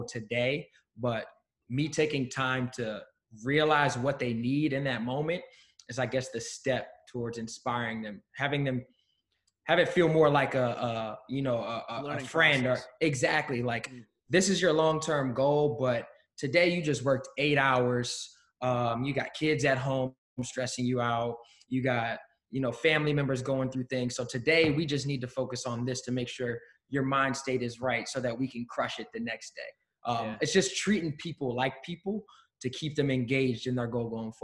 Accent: Maryland, United States; also born or lived in Pennsylvania; now in Philadelphia, United States; we grew up together in Maryland

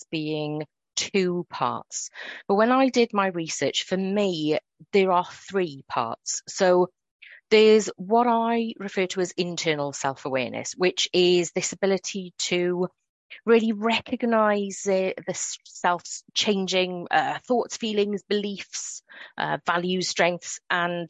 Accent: Wales, United Kingdom; accent: Welsh; I'm sure listeners will be able to hear the Wales in my accent

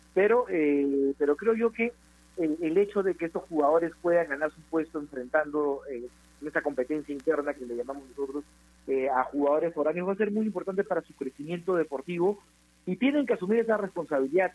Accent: Peru

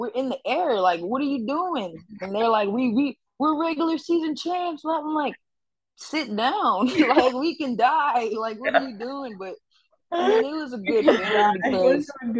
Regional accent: New York City, New York, United States; also born or lived in Harlem; I grew up in the Bronx.

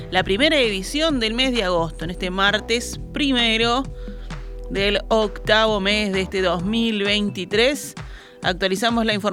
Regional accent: Uruguay; hacerlo más adecuado a lo que realmente nos cuesta como uruguayos el combustible importarlo

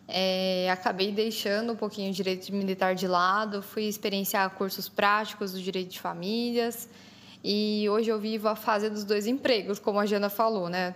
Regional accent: interior of São Paulo state, Brazil; also born or lived in Guaratinguetá; eu também sou aqui do estado de São Paulo mas eu sou do interior. Hoje eu moro na cidade de Guaratinguetá

